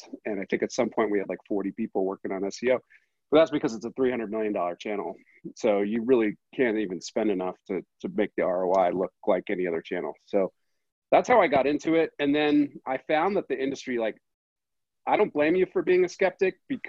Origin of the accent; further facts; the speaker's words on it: Boston, Massachusetts, United States; now in Park City, United States; I'm from the Boston area.